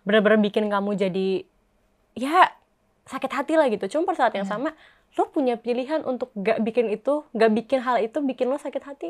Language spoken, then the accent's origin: Indonesian; Bandung, West Java, Indonesia; aku orang Bandung